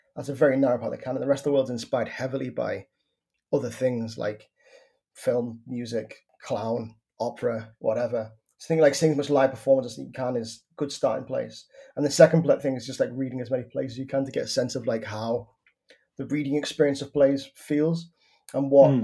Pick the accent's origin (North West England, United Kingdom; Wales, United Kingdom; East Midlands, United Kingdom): North West England, United Kingdom; Liverpool; my beach in my hometown. And I was like, oh, wow, so you've come all the way to this small town in North Liverpool